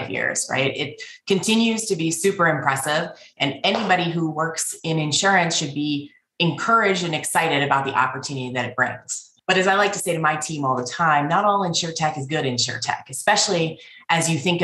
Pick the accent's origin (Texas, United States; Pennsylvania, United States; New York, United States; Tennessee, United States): Pennsylvania, United States; Pittsburgh; moved away; I am originally from Pittsburgh.